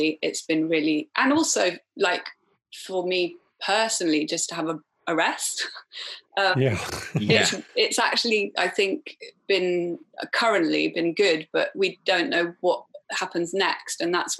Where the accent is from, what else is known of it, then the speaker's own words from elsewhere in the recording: Wales, United Kingdom; And then we redrafted the treatment, and I'm Welsh, even though I don't sound Welsh. I'm Welsh, so I was fortunate enough that I can apply for Film Wales funding.